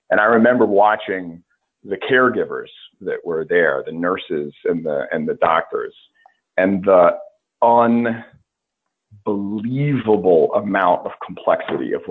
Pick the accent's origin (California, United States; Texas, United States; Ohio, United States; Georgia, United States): Georgia, United States; Well, I uh, uh, I grew up on the coast of Georgia, and uh, you'd you'd be surprised how many folks don't realize there is a coast of Georgia. but it's uh, uh it's part of the Low Country